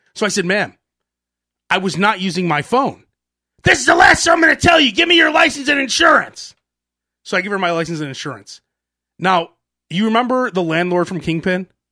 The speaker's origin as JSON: {"language": "English", "town": "Chicago", "region": "Illinois", "country": "United States", "tie": "born or raised there", "said": "I grew up in Chicago"}